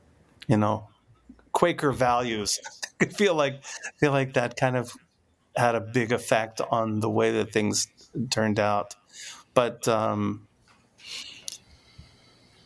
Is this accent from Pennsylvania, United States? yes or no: yes; Philadelphia, Pennsylvania, United States; I'm from Philadelphia